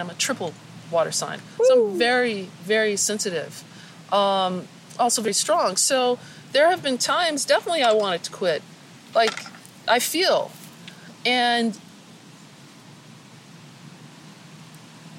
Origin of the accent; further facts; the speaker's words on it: Denver, Colorado, United States; moved away as an adult; also born or lived in California; I grew up in Denver, Colorado.